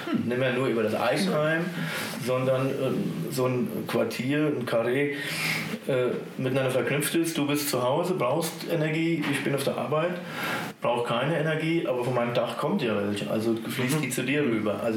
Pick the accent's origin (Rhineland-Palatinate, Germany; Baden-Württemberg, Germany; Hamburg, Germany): Rhineland-Palatinate, Germany; Bad Kreuznach; Aber Kreuznach ist wirklich im besten Sinne des Wortes meine Heimatstadt.